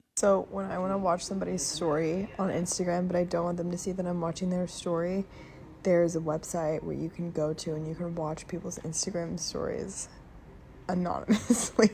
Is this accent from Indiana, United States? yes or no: yes; Indianapolis, Indiana, United States; I was raised in Indianapolis